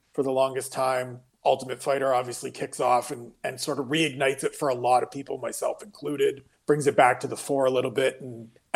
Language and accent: English; Ontario, Canada; I'm Canadian.